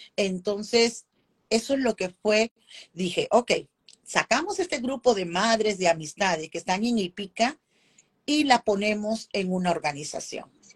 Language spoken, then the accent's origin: Spanish; Lima, Peru; moved away as an adult; now in Indiana, United States; En Perú, soy peruana, he trabajado años, si tú vas a Perú, como se dice en Lima, que soy limeña, ¿no? que es de la capital